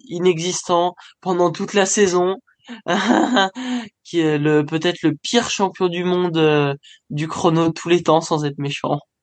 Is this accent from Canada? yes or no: no; France; je suis français avant tout